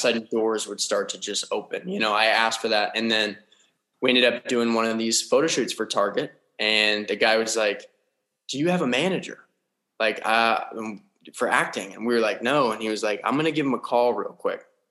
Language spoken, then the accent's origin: English; Las Vegas, Nevada, United States; grew up in uh, Las Vegas, Nevada